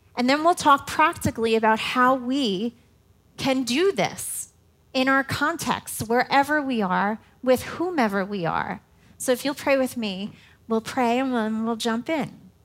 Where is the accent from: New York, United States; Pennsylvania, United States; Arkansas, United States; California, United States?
New York, United States; New York City; now in Indiana, United States; I am not a Hoosier girl. I am a New York City girl